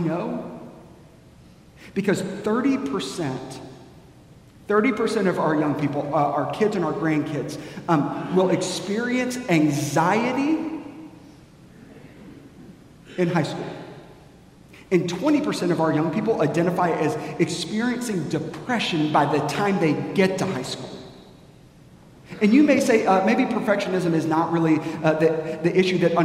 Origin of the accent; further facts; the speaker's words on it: United States; we as American Christians